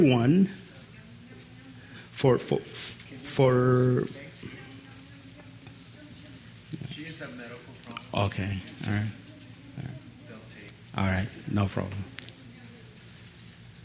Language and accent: English; Khartoum, Sudan; first language Arabic; English is a second language; I was born with my siblings in Khartoum